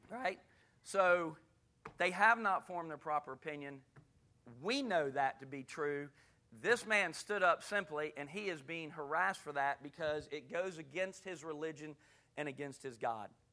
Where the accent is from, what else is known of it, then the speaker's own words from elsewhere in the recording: Gulf Breeze, Florida, United States; moved away as an adult; also born or lived in Hattiesburg, Mississippi; I grew up in Gulf Breeze, Florida, which is right outside of Pensacola